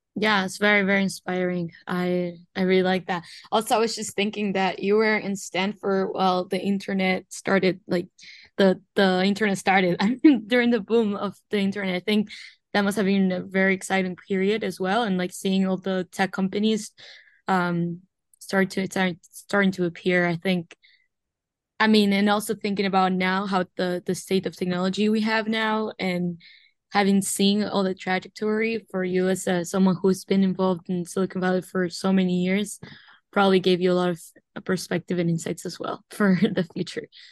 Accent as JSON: {"language": "English", "country": "Uruguay", "tie": "born or raised there", "moved": "as an adult", "lives_now": "United States", "said": "I was born and raised in Uruguay, but I've been in the United States since twenty nineteen"}